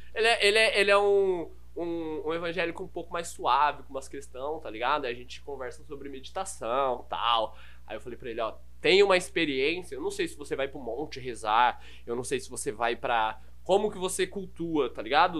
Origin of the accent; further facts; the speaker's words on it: Carapicuíba, São Paulo, Brazil; accent: interior (caipira) accent; eu sou natural da Zona Oeste. Basicamente, minha vida sempre foi na Zona Oeste, ali, Carapicuíba.